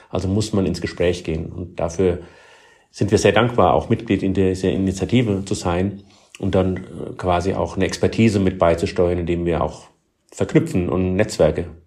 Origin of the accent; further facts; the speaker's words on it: Heidelberg, Baden-Württemberg, Germany; Das erlebe ich gerade in ähm, meiner Heimatstadt hier in Heidelberg, wie dort Schritt für Schritt in die richtige Richtung gegangen wird.